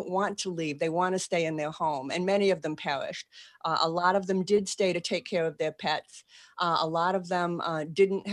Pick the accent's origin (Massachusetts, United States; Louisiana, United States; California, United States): Massachusetts, United States; Boston; accent: Boston; moved away as an adult; now in New Orleans, United States; I am. That's where I can park the car in the yard. And I still have a Boston accent.